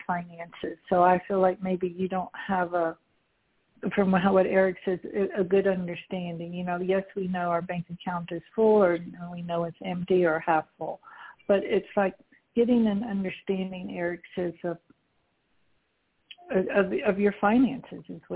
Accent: Houston, Texas, United States; I'm from Houston

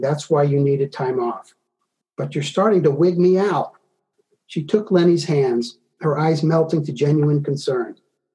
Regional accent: Georgia, United States; moved away; also born or lived in Tennessee / the Carolinas; I'm originally from Georgia

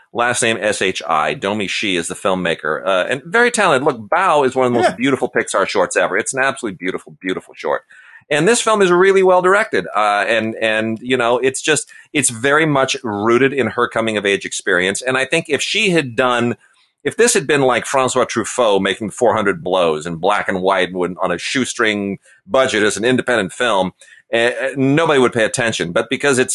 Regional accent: adjacent to the San Fernando Valley, California, United States; even though I didn't grow up in the San Fernando Valley, I grew up adjacent to it.

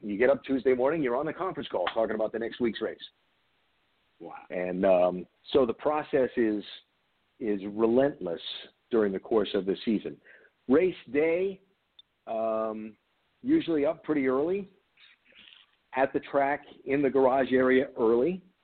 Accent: Rhode Island, United States; I grew up in Rhode Island, which is between Boston and New York

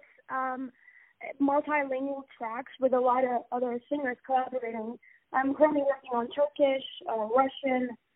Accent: Abu Dhabi, United Arab Emirates; I'm born kind of Abu Dhabi raised artist.

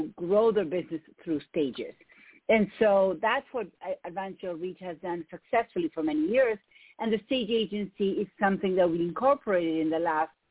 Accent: Argentina; English is a second language; moved away as an adult; now in United States; if you hear an accent, it's because I have one. I'm from Argentina.

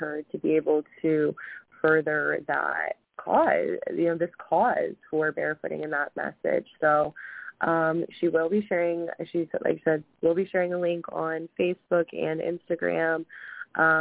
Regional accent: Ohio, United States; we're from Ohio

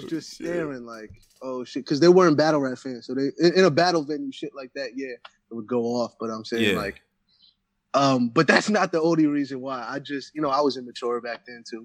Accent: North Brunswick, New Jersey, United States; I'm from North Brunswick, Central Jersey

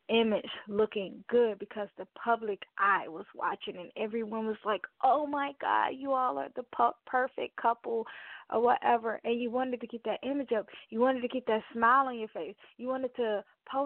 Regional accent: Mobile, Alabama, United States; right here close to my hometown, Mobile, Alabama

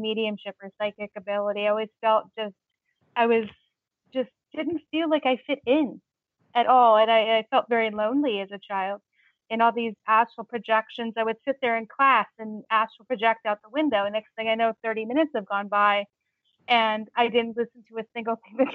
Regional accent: Long Beach, California, United States; now in New Hampshire, United States; Growing up in Long Beach, California, where I grew up

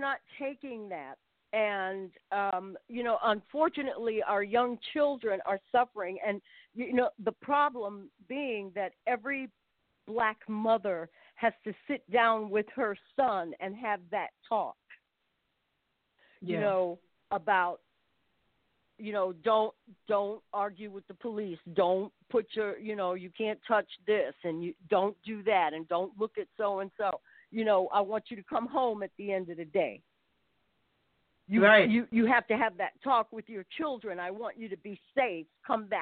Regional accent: New York City, New York, United States; moved away; I'm from Brooklyn. And, you know, Brooklyn people, we look at things a certain way. Even though I haven't lived there for a while, I'm still a Brooklyn girl.

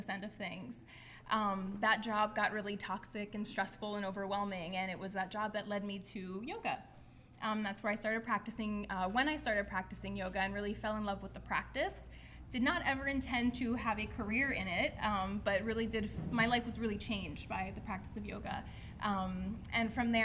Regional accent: Steelton, Pennsylvania, United States; I am from Steelton, Pennsylvania. Represent. Steelton in the house. So I grew up, was born and raised in this area.

